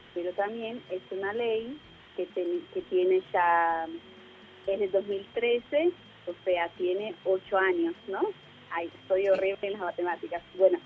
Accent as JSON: {"language": "Spanish", "country": "Brazil", "tie": "born or raised there", "moved": "yes", "lives_now": "Argentina", "said": "nací en Brasil"}